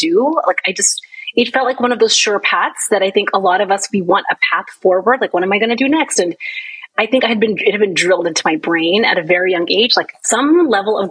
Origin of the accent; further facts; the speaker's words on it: central New Jersey, United States; moved away as an adult; also born or lived in Pittsburgh, Pennsylvania / Washington, D.C. area; I grew up in New Jersey. So most of my life, I grew up near like central Jersey.